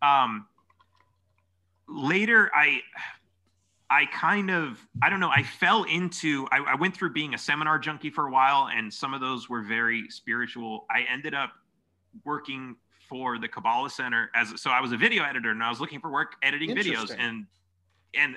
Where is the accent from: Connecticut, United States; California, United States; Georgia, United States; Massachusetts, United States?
California, United States; I grew up in California